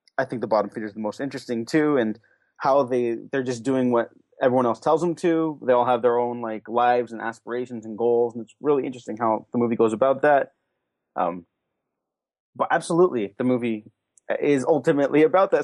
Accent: California, United States; I'm from California

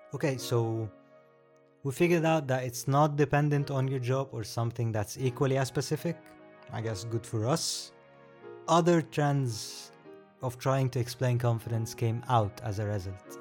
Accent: Egypt; I am from Egypt. So, the weird name, the accent, here you go.

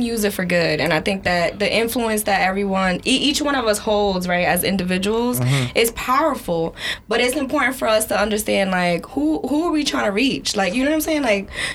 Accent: New York City, New York, United States; I'm from Brooklyn, New York

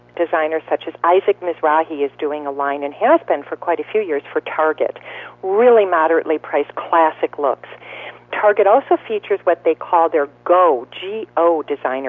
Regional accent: Wisconsin, United States; my home state, Wisconsin.

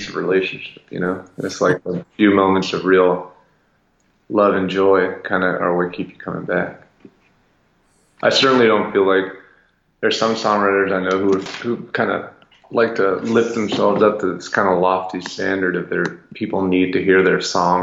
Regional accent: New York, United States; also born or lived in London / Havana / Los Angeles / New Orleans; now in Nashville, United States; I was born in London, but I left when I was a year old. It was obviously not on my own volition. I grew up in Brooklyn, New York

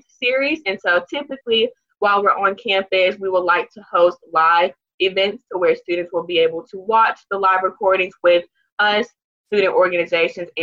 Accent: Greenville, South Carolina, United States; I am a sophomore from Greenville, South Carolina

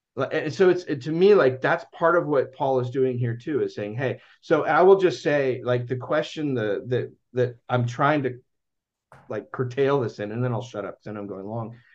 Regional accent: United States; I'm American

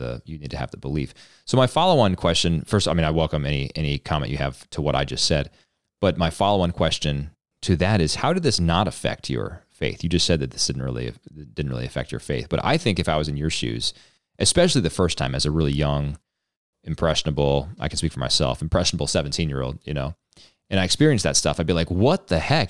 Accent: outside of Philly, Pennsylvania, United States; I was born outside of Philly

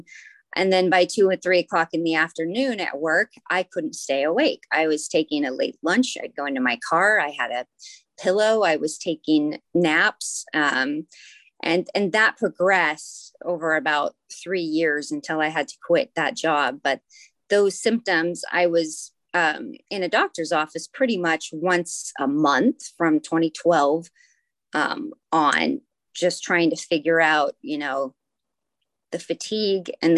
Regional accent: Anchorage, Alaska, United States; also born or lived in Sydney, Australia; I'm from Anchorage, Alaska. That's where I grew up

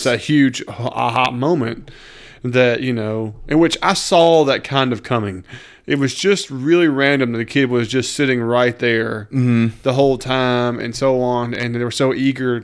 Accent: Mississippi, United States; we're from Mississippi.

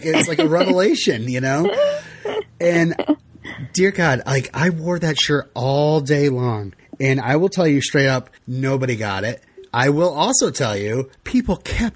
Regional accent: Vermont, United States; I'm from Vermont

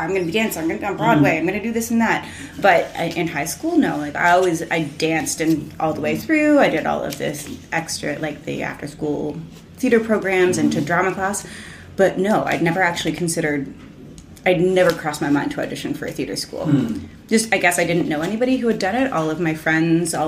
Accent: Oakville, Ontario, Canada; now in Toronto, Canada; I grew up in Oakville

